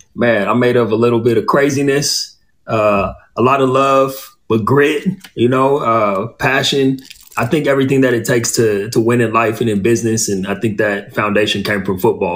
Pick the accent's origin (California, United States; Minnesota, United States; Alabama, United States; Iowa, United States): California, United States; Inland Empire, Southern; moved away as an adult; also born or lived in Pasadena, California / Los Angeles, California / San Diego, California / Orange County, California; now in Austin, United States; I grew up in the Inland Empire, which is east of LA. I was born in Pasadena, then my family moved east